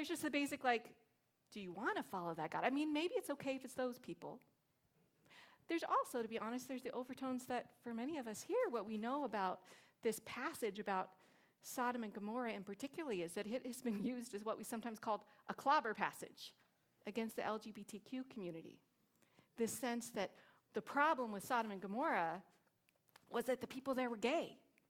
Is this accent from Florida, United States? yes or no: no; Long Beach, California, United States; Like I say, oh, I'm from Long Beach, and people don't get it. I'm like, it's near LA.